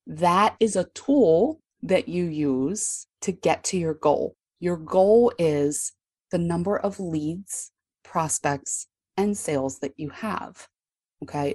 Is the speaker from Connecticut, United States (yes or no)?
no; Baltimore, Maryland, United States; I'm from Baltimore, Maryland